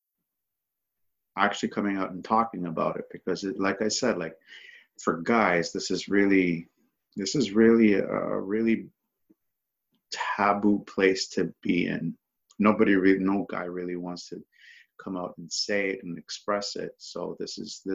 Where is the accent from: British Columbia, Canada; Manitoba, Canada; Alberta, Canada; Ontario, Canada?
Ontario, Canada; Toronto; I'm from Toronto, Ontario, Canada